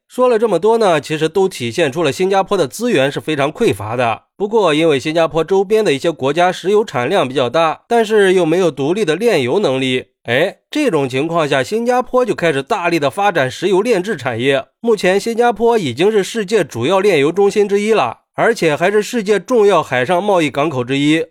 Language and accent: Chinese; China; 作为一个中国人